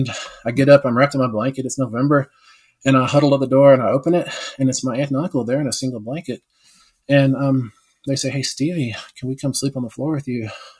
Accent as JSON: {"language": "English", "region": "West Texas", "country": "United States", "tie": "born or raised there", "said": "growing up in West Texas, I was the only Indian for miles and miles around"}